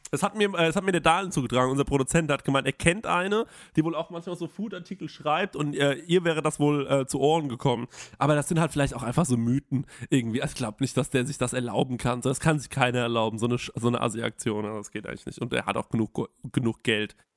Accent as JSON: {"language": "German", "country": "Germany", "said": "bei uns in Deutschland"}